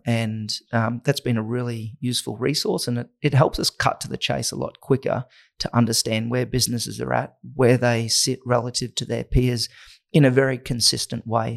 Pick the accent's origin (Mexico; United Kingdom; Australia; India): Australia; Innisfail, Queensland; moved away; also born or lived in Atherton Tablelands; between Innisfail and the Atherton Tablelands on a banana, sugarcane, and beef cattle property